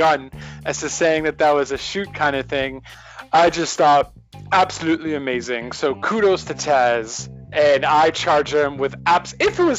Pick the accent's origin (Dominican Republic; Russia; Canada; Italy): Canada; I am not American. I am Canadian